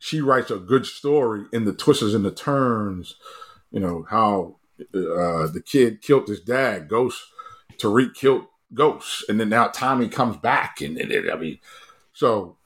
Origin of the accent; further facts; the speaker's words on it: Baltimore, Maryland, United States; In Baltimore. But and obviously that's my hometown